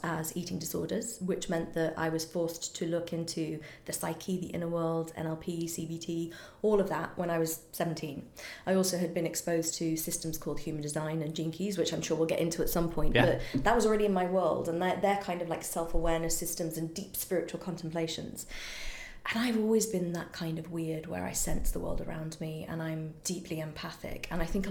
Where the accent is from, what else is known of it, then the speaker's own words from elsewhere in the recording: United Kingdom; I'm British